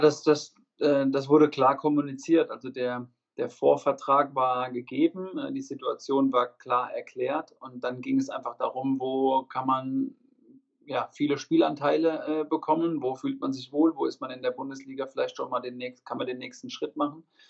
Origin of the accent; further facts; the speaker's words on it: Obernburg am Main, Bavaria, Germany; ich komme ja aus Unterfranken, aus Obernburg am Main